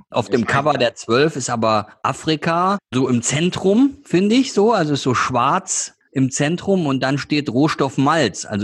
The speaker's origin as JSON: {"language": "German", "town": "Duisburg", "region": "North Rhine-Westphalia", "country": "Germany", "said": "Also muss man nicht sagen, weiß jeder, ich bin Duisburger."}